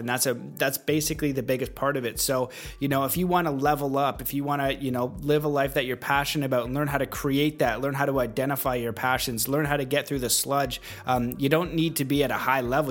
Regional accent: Canada; now in United States; I am Canadian um, and I am in America.

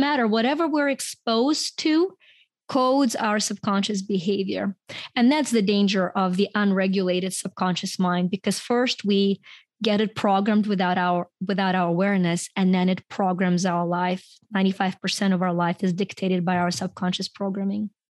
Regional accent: Ukraine; first language Ukrainian and Russian; English is a second language; moved away as an adult; now in United States; I grew up in Ukraine, and, um, when I came to the U S, uh, I was in my twenties

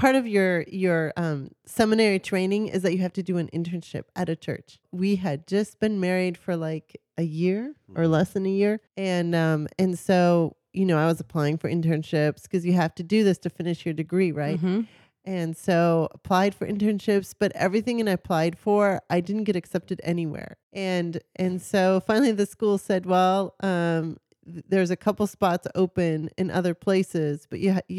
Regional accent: Minnesota, United States; Yeah, so I grew up near Canada in Minnesota.

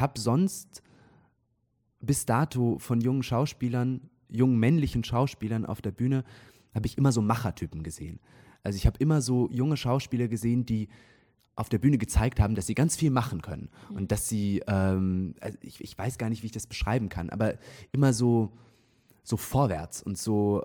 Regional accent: near Zurich, Switzerland; moved away as an adult; also born or lived in Munich; now in Trier, Germany; ich bin in der Nähe von Zürich aufgewachsen

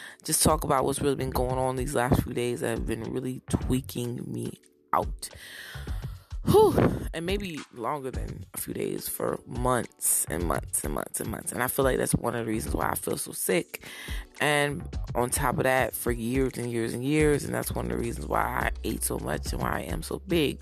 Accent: Browns Mills, New Jersey, United States; moved away; also born or lived in Newark, New Jersey / Broward, Florida / Daytona Beach, Florida; I was born in Newark, New Jersey, raised in Browns Mills, New Jersey

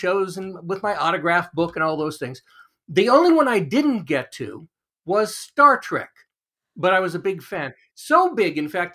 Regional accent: Los Angeles, California, United States; I grew up in Los Angeles, which by itself is kind of weird

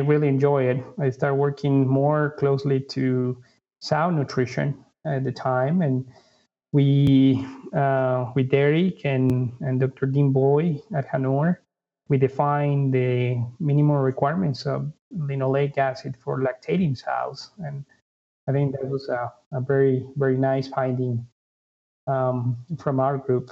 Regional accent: Ecuador; moved away as an adult; also born or lived in Honduras / North Carolina; now in United States; I'm originally from Ecuador, South America

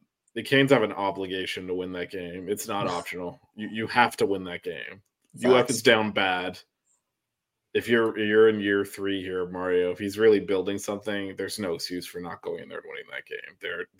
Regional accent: Miami, Florida, United States; Well, I'm from Miami. I wasn't born in Miami

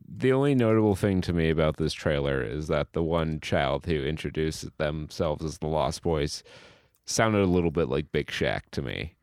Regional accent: New York City, New York, United States; we're a Bronx family

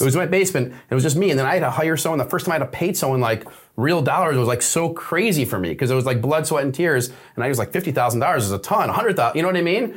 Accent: Detroit, Michigan, United States; we're from Detroit.

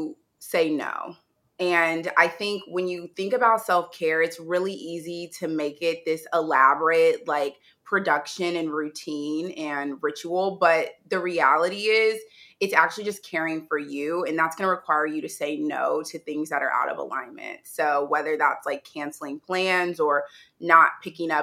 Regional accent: Indianapolis, Indiana, United States; also born or lived in New York; now in Los Angeles, United States; my hometown is Indianapolis, Indiana, and I currently live in Los Angeles, California

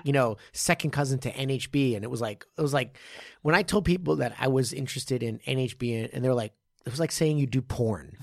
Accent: Japan; I, I'm from Jap-, Japan.

